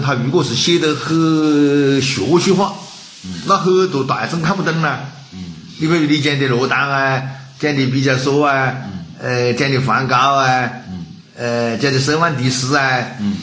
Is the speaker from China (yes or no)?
yes; China